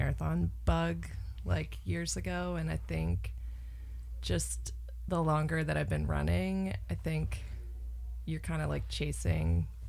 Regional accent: Cleveland, Ohio, United States; From Cleveland.

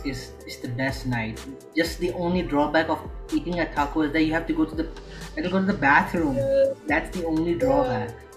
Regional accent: Lahore, Punjab, Pakistan; first language Urdu; English is a second language; now in Jeddah, Saudi Arabia; I'm living in Saudi Arabia, which is Jeddah, in the city of Jeddah. But I'm originally from Pakistan, so and Lahore.

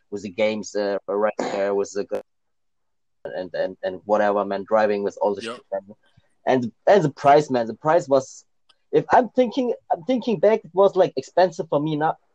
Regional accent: Germany; English is a second language; also born or lived in Thailand; when I came to Germany because I was born in Thailand but I came to Germany when I was like 10 years old and it was back in 2000

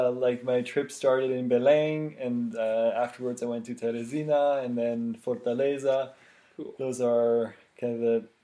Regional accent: Switzerland; English is a second language; yes, so I'm from Switzerland. Um, yeah, it's a country with uh, many beautiful mountains, beautiful lakes.

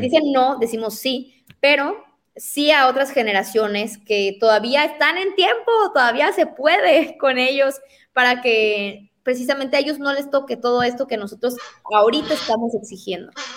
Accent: La Paz, Baja California Sur, Mexico; yo porque nací en La Paz

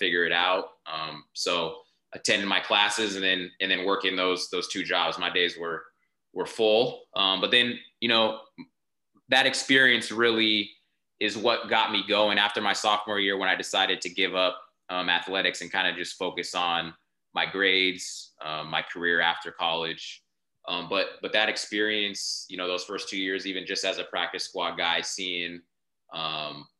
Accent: Lancaster, California, United States; I grew up in Lancaster, California, which is like high desert, still considered LA County

